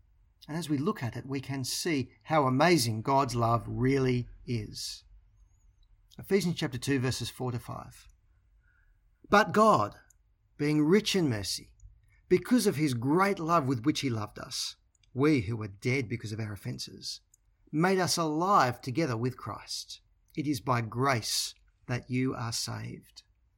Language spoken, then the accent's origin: English; Australia; moved away as an adult; now in England; My wife Bron and I discovered this when we moved from Australia to live in England. For the most part, we spoke the same language as our English counterparts.